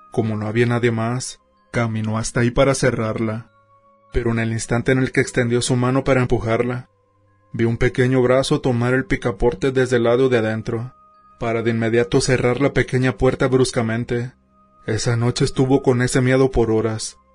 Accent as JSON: {"language": "Spanish", "country": "Peru", "tie": "born or raised there", "said": "soy originario de Perú."}